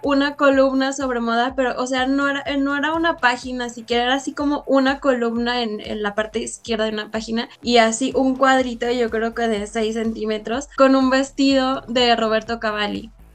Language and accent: Spanish; León, Guanajuato, Mexico; ya me había regresado a León porque yo soy de León